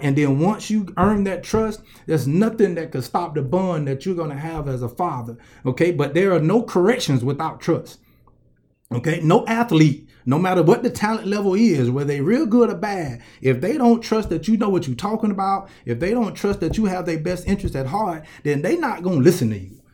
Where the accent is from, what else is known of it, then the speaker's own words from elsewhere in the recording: Columbus, Georgia, United States; I'm from Columbus, Georgia